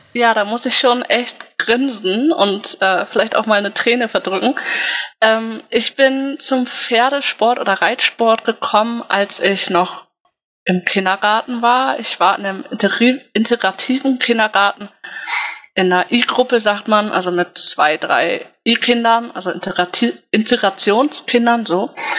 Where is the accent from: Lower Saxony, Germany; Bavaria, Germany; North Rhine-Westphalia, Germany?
Lower Saxony, Germany; Wildeshausen; Ich komme gebürtig aus Wildeshausen